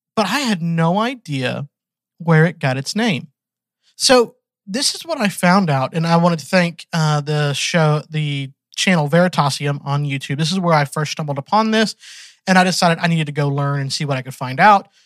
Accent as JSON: {"language": "English", "region": "Georgia", "country": "United States", "tie": "born or raised there", "also_born_or_lived": "Texas", "said": "I was born in Texas, but I've been raised in Georgia ever since I was 1."}